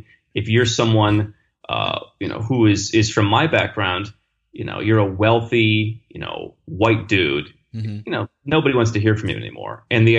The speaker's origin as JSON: {"language": "English", "region": "Midwestern United States", "country": "United States", "tie": "born or raised there", "moved": "yes", "said": "my background was in the United States, growing up in the Midwestern United States, where when I was 12 years old"}